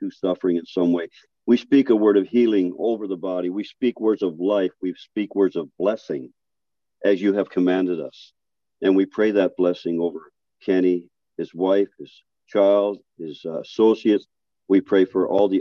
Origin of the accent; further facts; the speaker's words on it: Newfoundland and Labrador, Canada; I'm from Newfoundland.